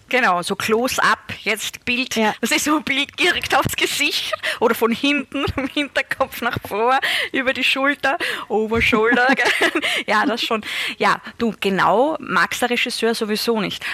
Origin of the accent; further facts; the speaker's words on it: Styria, Austria; in der Steiermark, da wo ich aufgewachsen bin